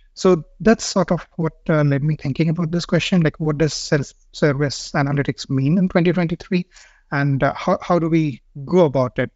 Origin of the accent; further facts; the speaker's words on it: India; moved away as an adult; now in Stockholm, Sweden; I'm from India and I've been living in Stockholm for the past, uh, five years